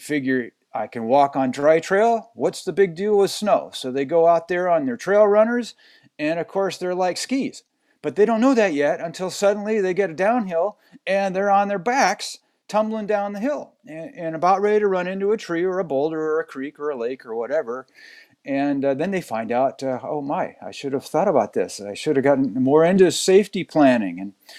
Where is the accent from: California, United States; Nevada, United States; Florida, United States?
California, United States; I am kind of from California, although I hate to say it.